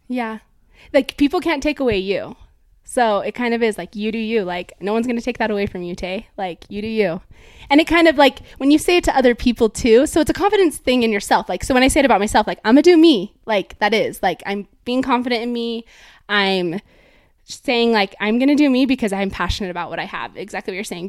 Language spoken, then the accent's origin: English; Draper, Utah, United States; also born or lived in California; I was born in California, and I moved to Draper, Utah, where I grew up with my family